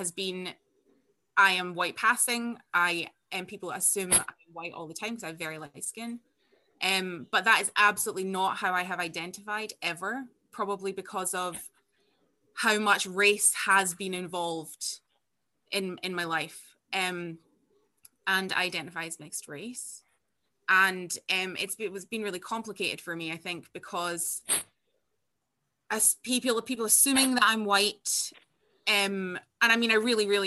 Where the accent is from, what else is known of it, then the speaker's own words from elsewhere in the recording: far north of Scotland, United Kingdom; I am Scottish and I was born here, and I grew up in outside of the most northerly town in Scotland